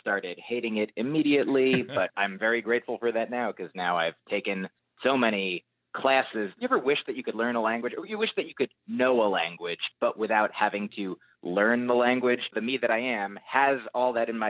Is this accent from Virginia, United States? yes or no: no; New Jersey, United States; moved away as an adult; also born or lived in Boston; now in New York City, United States; I grew up in New Jersey, lived in Boston for college and started doing comedy there, and then moved to New York